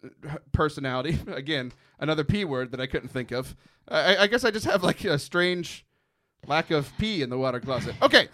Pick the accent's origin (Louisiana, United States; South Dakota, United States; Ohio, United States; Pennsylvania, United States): Louisiana, United States; It runs in my blood. I'm Cajun.